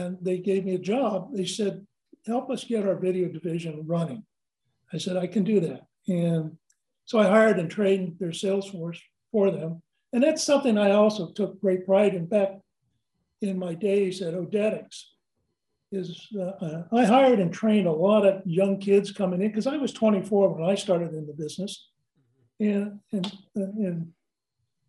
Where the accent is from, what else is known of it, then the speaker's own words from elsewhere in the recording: Southern California, United States; also born or lived in Santa Clara, California; I was born and raised here in Southern California